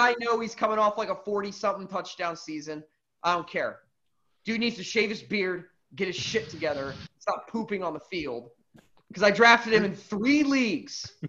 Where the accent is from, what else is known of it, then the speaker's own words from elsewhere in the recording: Chicago area, Illinois, United States; I grew up in the Chicago area, outside of Chicago